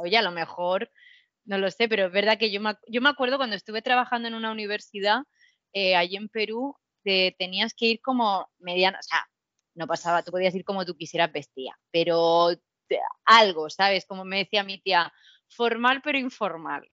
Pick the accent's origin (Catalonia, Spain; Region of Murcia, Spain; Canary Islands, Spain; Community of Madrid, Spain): Region of Murcia, Spain